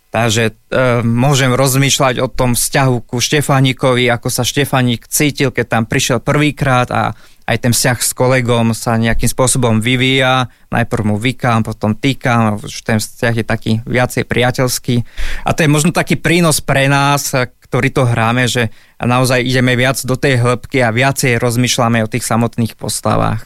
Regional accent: Stará Turá, Trenčín Region, Slovakia; Vyrastal som v Starej Ture

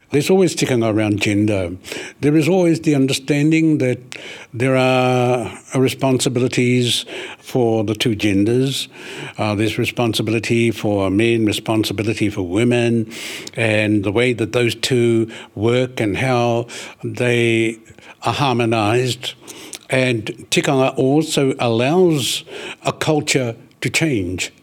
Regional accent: Ruatahuna, Bay of Plenty, New Zealand; we're from Ruatahuna

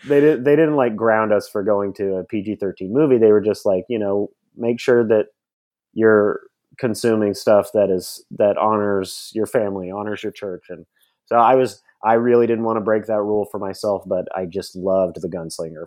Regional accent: Nashville, Tennessee, United States; I grew up in Nashville, Tennessee

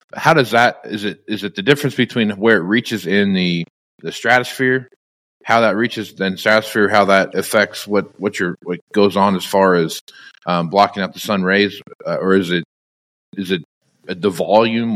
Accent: Kansas, United States; growing up in Kansas where it could be 105 degrees during the day

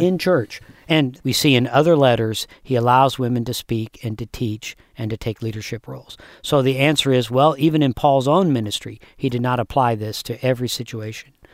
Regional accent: United States; as an American.

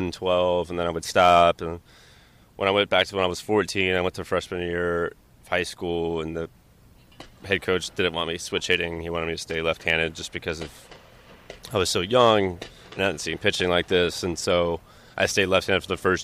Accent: Orlando, Florida, United States; growing up in Orlando

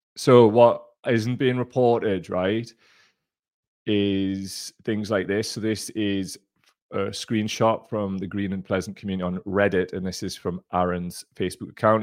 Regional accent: Gateshead, North East England, United Kingdom; I'm from Gateshead

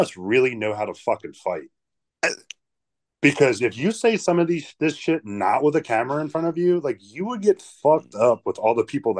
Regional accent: Baltimore, Maryland, United States; I'm from Baltimore.

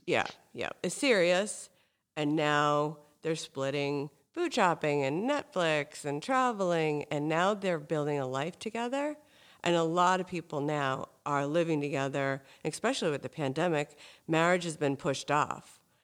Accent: Hingham, Massachusetts, United States; I grew up in Hingham, which is basically the South Shore version of Marblehead

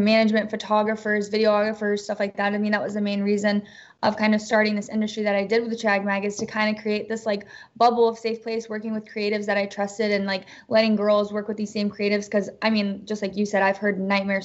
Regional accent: Texas, United States; now in Los Angeles, United States; I'm a Southern girl from Texas.

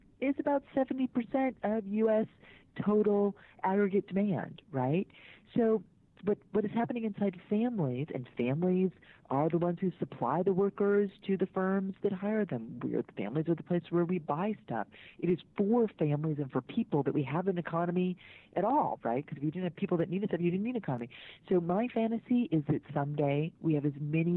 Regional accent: Mukilteo, Washington, United States; I grew up in the Seattle area, actually. I spent my school years in Mukilteo, Washington

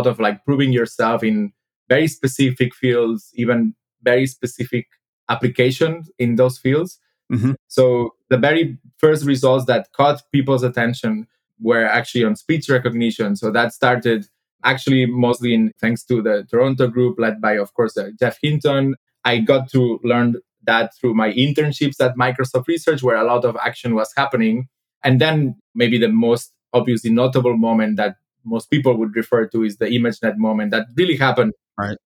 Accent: Spain; moved away as an adult; also born or lived in Berkeley, California; now in London, United Kingdom; I'm originally from Spain, so I moved to London in 2016, where I joined DeepMind

